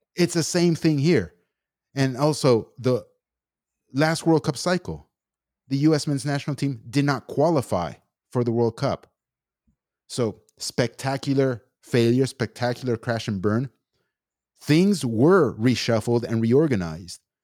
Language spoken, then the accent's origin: English; United States; me as an American citizen, born and raised here